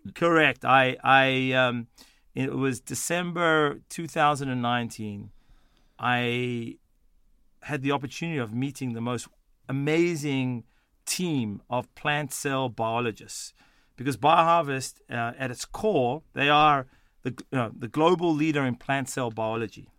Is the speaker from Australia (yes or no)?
yes; Sydney, New South Wales, Australia; accent: Australian; moved away; also born or lived in Johannesburg, South Africa / Boston, United States; I was born in South Africa, in Johannesburg, South Africa. I moved to Sydney, Australia at the age of twelve, um, and did all my formative years, um, in Australia